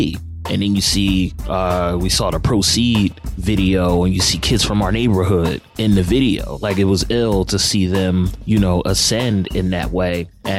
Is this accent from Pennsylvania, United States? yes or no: yes; Philadelphia, Pennsylvania, United States; I'm from Philadelphia, born and raised